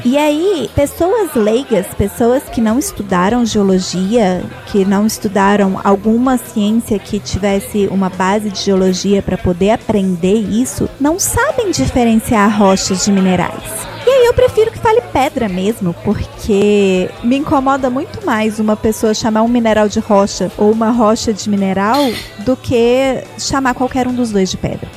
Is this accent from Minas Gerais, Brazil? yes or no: yes; Belo Horizonte, Minas Gerais, Brazil; moved away; also born or lived in Ouro Preto; Eu nasci em Belo Horizonte